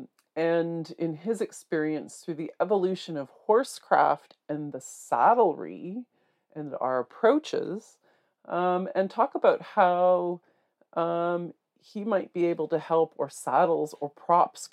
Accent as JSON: {"language": "English", "town": "North Bay", "region": "Ontario", "country": "Canada", "said": "I'm from North Bay, Ontario"}